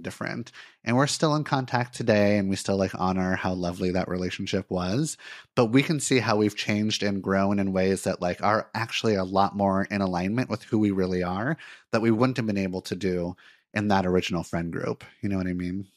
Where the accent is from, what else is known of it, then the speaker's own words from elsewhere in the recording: Santa Monica, California, United States; moved away as an adult; also born or lived in Miami, Florida; now in Portland, United States; I was born in Miami, but I actually grew up in Santa Monica, California, in Los Angeles